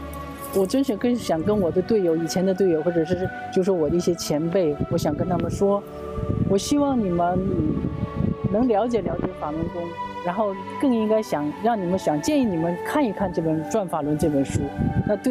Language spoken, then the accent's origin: Chinese; China; now in South Korea; 那么我出到韩韩国来到海外生活这么久了，就是说我小的时候在中国受到那些教育完全都是不一样